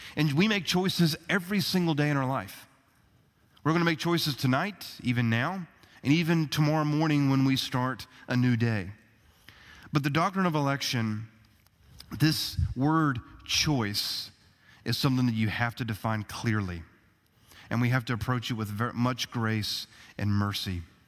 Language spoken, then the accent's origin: English; United States; us as American citizens